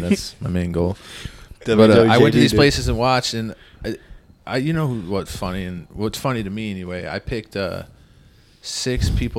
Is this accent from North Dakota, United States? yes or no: no; Ludington, Michigan, United States; I grew up in Ludington, Michigan